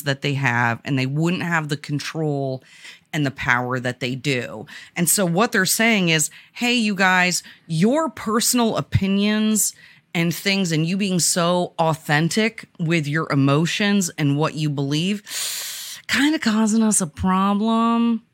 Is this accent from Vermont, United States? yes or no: yes; Vermont, United States; I grew up in Vermont, which at the time of of my youth was predominantly white.